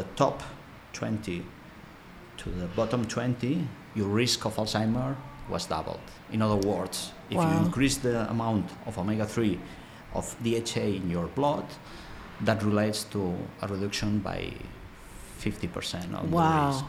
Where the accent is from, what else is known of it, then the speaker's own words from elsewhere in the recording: Barcelona, Catalonia, Spain; also born or lived in United Kingdom; I'm from Barcelona.